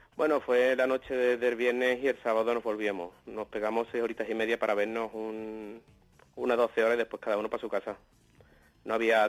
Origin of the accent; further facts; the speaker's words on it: Seville, Andalusia, Spain; yo soy de Sevilla